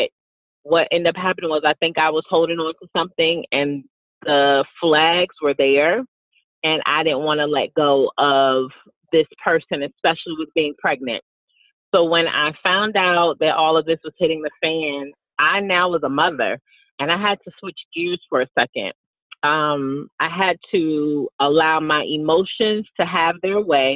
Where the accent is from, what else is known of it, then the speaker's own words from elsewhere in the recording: Virginia, United States; moved away as an adult; also born or lived in Texas; I ended up moving back to my hometown in Virginia